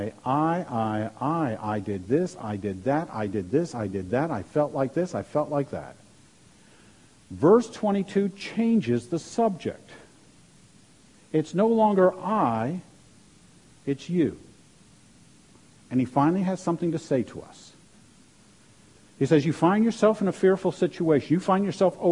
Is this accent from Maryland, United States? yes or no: yes; Maryland, United States; moved away; I grew up in Maryland, and my dad would take me fishing in the Chesapeake Bay.